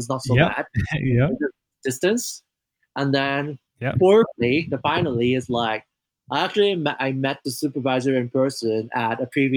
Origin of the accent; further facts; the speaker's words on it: Hong Kong; now in United States; I grew up in Hong Kong